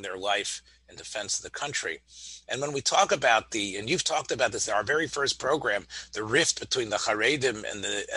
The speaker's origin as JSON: {"language": "English", "town": "Memphis", "region": "Tennessee", "country": "United States", "tie": "born or raised there", "said": "as a boy growing up in Memphis, Tennessee"}